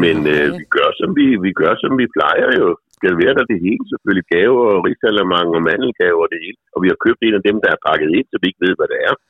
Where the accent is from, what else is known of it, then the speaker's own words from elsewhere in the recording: Faaborg, Southern Denmark, Denmark; da jeg var lille barn i Forborg.